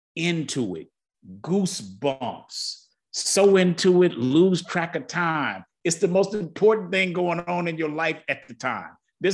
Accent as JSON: {"language": "English", "town": "Detroit", "region": "Michigan", "country": "United States", "tie": "born or raised there", "said": "I grew up in Detroit"}